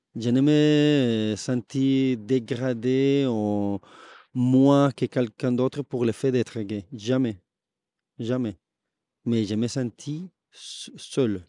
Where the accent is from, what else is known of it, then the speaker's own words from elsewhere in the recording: Bogotá, Colombia; French is a second language; moved away as an adult; now in Toulouse, France; si je viens de Bogota, ma famille vient de la région du café